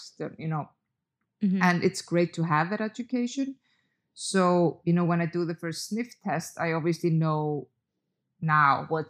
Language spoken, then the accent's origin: English; Reykjavik, Capital Region, Iceland; I did actually live close to the sea when I grew up in Reykjavik